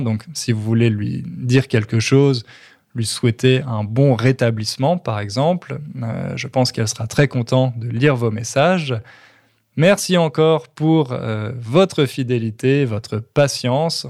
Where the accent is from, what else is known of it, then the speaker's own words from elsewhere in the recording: Châteauroux, Centre-Val de Loire, France; now in Châteauroux, France; on a déménagé en France. Et plus particulièrement dans ma ville natale, à Châteauroux